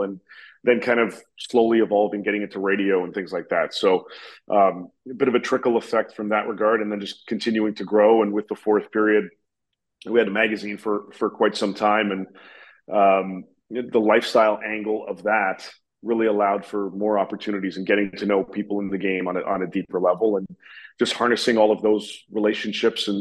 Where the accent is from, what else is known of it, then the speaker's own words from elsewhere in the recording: Montreal, Quebec, Canada; I grew up in Montreal